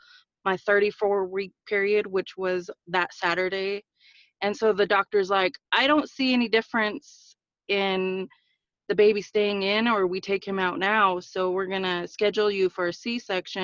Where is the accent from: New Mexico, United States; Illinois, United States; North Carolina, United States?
New Mexico, United States; Aztec; I'm from Aztec, New Mexico. I'm part of the Four Corners